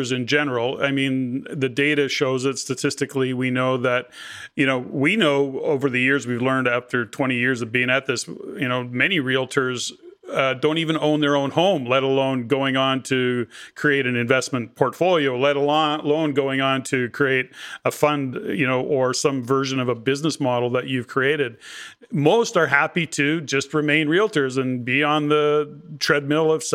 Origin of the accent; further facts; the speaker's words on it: Edmonton, Alberta, Canada; I'm an Alberta boy. So I was born and raised in Edmonton.